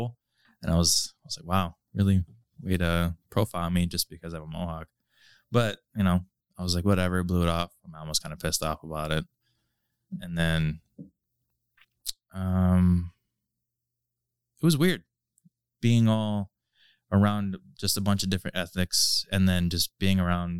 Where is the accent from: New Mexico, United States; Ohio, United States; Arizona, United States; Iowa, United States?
Ohio, United States; Lorain; also born or lived in Firelands School District, Ohio; for a majority of my life, I grew up in South Lorain